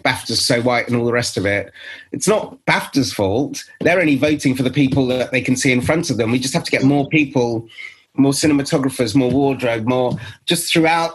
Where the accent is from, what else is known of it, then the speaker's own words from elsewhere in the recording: England, United Kingdom; I'm from England